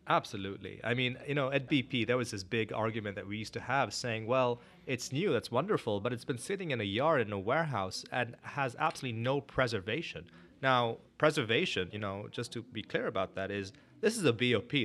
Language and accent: English; Northern Nigeria, Nigeria; moved away as an adult; also born or lived in India (family) / Canada / Korea; now in Houston, United States; born and brought up in West Africa, Nigeria